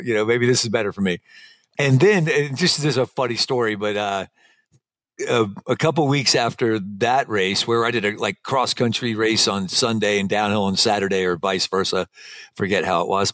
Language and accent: English; Alabama, United States; moved away; also born or lived in Colorado / San Diego; I'm from Alabama